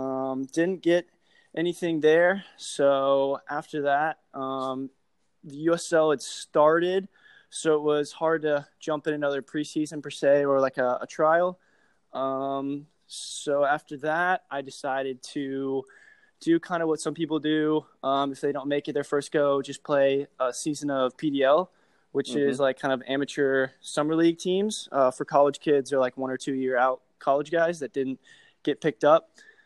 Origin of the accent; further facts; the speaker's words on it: Atlanta, Georgia, United States; also born or lived in Knoxville, Tennessee / Louisville, Kentucky; now in Jacksonville, United States; age 24, just turned 24 this year. I'm originally from Atlanta, Georgia. Spent some time there and then moved to Knoxville, Tennessee, then to Louisville, Kentucky, and now me and my family live in Florida.